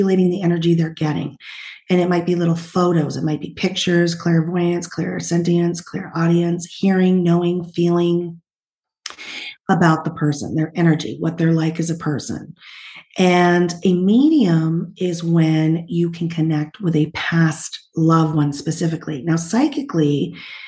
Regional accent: New Hampshire, Vermont area, New England, United States; also born or lived in Utah; now in California, United States; I was originally from New Hampshire, Vermont area and moved to California

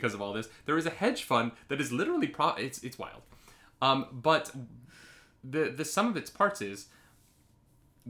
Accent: United States; now in Canada; I'm an American citizen living in Canada

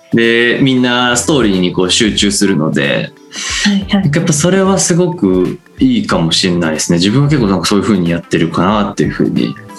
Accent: Tokyo, Japan; ずっと東京生まれて東京にずっといる

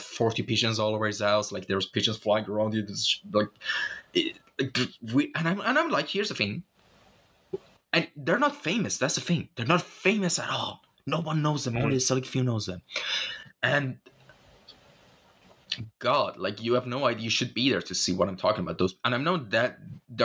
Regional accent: Shiraz, Fars, Iran; moved away; back in my hometown, in the old districts of, like, you know, Zandia Street of Shiraz

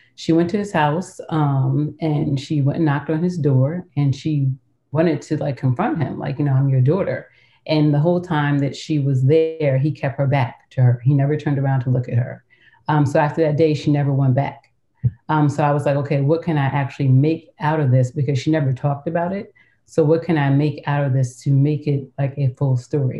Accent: New York, United States; I grew up in New York, um, and so at a young age, I was kind of recruited to model

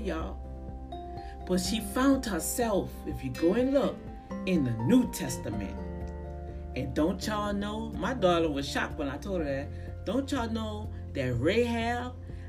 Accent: New Orleans, Louisiana, United States; my hometown in New Orleans

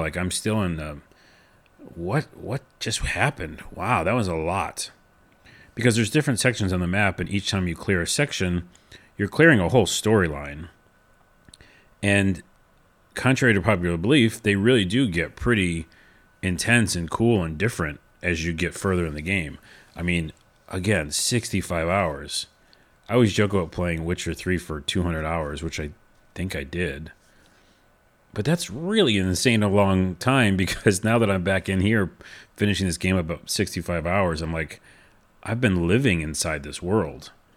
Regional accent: New York City, New York, United States; moved away; also born or lived in West Coast; I'm from New York originally.

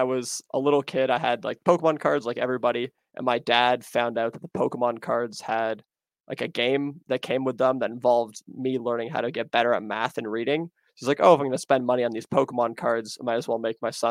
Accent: Toronto, Ontario, Canada; I'm from Toronto.

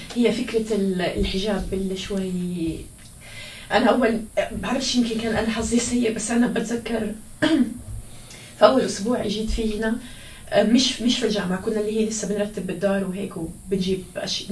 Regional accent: Gaza, Gaza Strip, Palestine; moved away as an adult; now in United States; أنا لإني من غزة من فلسطين

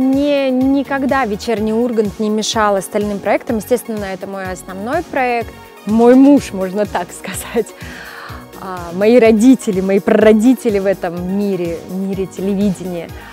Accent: Mezhdurechensk, Kemerovo Oblast, Russia; moved away; also born or lived in Ukraine / Saint Petersburg; там я родилась, но родители сразу же вернулись в Сибирь, в Междуреченск. Поэтому а, так получилось, я меньше чем с года росла уже в Междуреченске

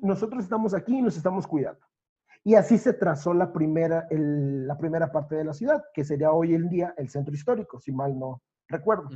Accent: Veracruz, Mexico; moved away; Yo ahora estoy lejos de mi ciudad natal, recuerdo ese Veracruz

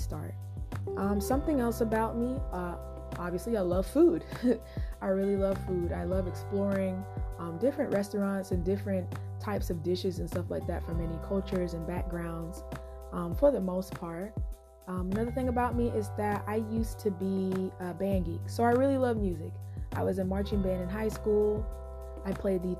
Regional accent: North Carolina, United States; I'm from North Carolina

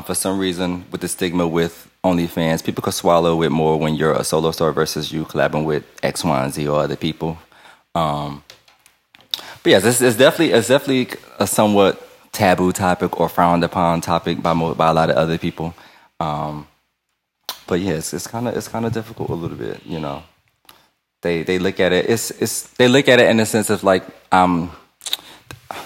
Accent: New York City, New York, United States; now in Los Angeles, United States; I'm from New York.

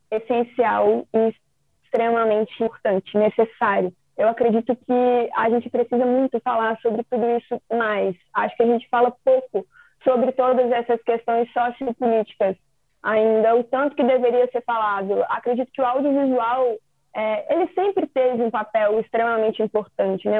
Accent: Minas Gerais, Brazil; Eu sou de Minas

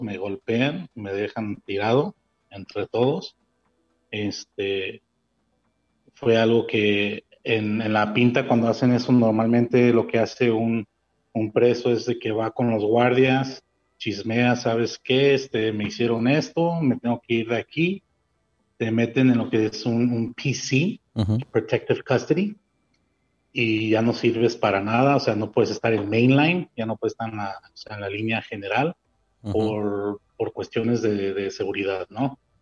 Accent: Montebello, California, United States; moved away as an adult; now in Mexico; yo dije de Montebello porque fue donde yo me crié mayor parte de, que es en el este de Los Ángeles

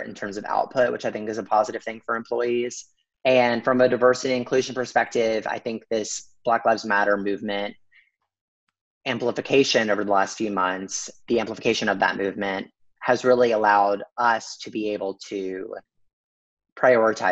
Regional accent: the South, United States; I grew up in the South

